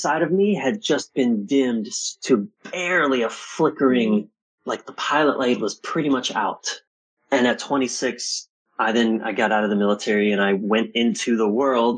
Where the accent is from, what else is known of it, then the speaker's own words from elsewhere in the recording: East Coast of the U.S., United States; I was born on the East Coast of the U.S.